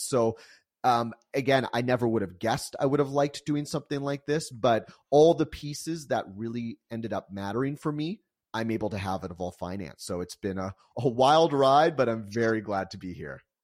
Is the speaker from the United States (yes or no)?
yes; San Diego, California, United States; also born or lived in Calgary, Alberta, Canada; I was actually born in, in Calgary, Alberta, and, um, and moved to San Diego when I was about four years old.